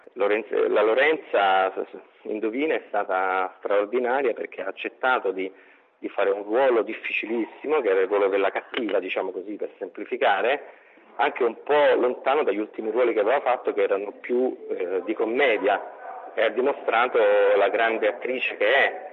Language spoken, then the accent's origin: Italian; Calabria, Italy; io sono calabrese